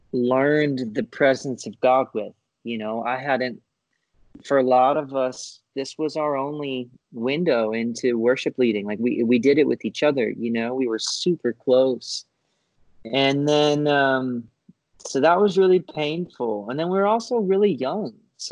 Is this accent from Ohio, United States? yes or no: no; Florida, United States; So I grew up in Florida. I ended up going to college at UCF in Orlando.